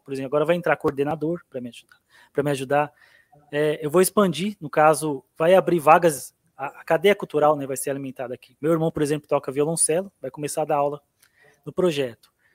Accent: Abaeté, Minas Gerais, Brazil; a Baeté, Minas Gerais

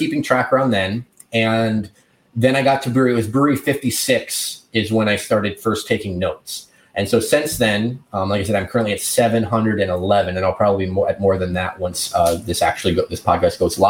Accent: rural Wisconsin and rural Iowa, United States; also born or lived in Milwaukee, Wisconsin; now in Baltimore, United States; I grew up in rural Wisconsin and rural Iowa

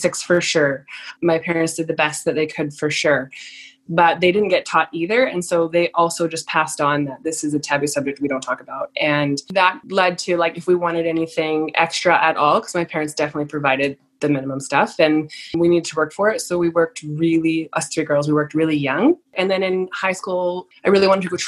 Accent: Lower Mainland, British Columbia, Canada; I grew up in Lower Mainland

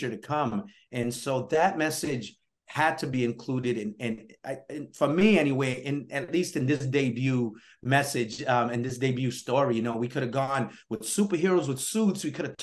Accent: New Bedford, Massachusetts, United States; also born or lived in Guinea-Bissau; I grew up in New Bedford, Massachusetts

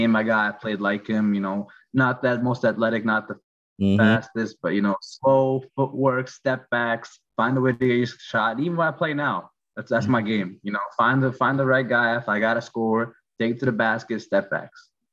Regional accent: New Jersey, United States; I grew up in Jersey

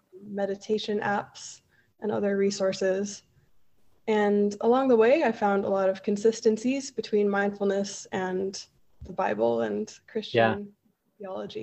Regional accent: Colorado, United States; moved away as an adult; now in Bogota, Colombia; I'm from Colorado, and I currently live in Bogota, Colombia, with my husband. So I moved here about 7 years ago

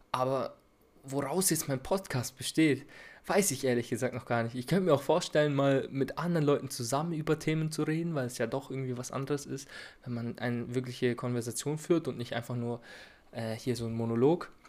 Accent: Bavaria, Germany; accent: rolling R; ich bin 22 Jahre alt und wie man vielleicht an meinem rollenden R erkennen kann, komme ich aus Bayern. Ich komme aus der Nähe von Nürnberg, also ich wohne in der Oberpfalz.

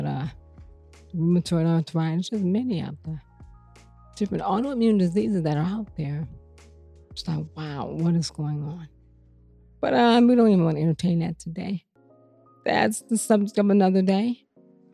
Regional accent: Cleveland, Ohio, United States; moved away as an adult; also born or lived in Seattle / Detroit, Michigan / Greenville, South Carolina / Lansing, Michigan; come home and do what I do right here in my hometown

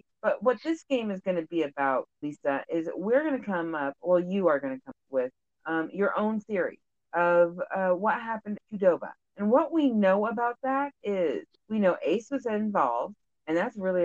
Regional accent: Washington, United States; I've lived in Washington for most of my life

